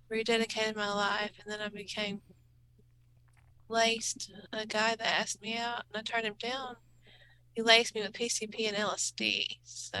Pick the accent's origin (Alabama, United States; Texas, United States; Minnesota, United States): Texas, United States; Anna; I'm from Anna, Texas